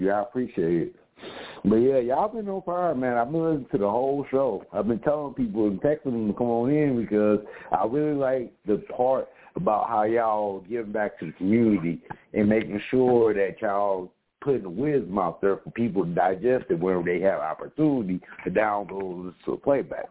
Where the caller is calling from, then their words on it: Mesa, Arizona, United States; I'm calling from Sunny Mesa, Arizona